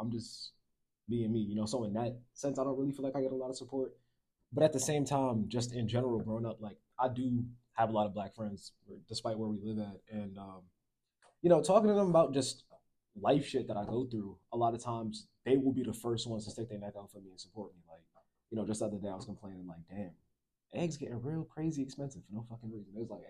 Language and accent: English; New York City, New York, United States; also born or lived in Philadelphia; Like, I don't really dress like I'm from New York. I don't really dress like I'm from Philly.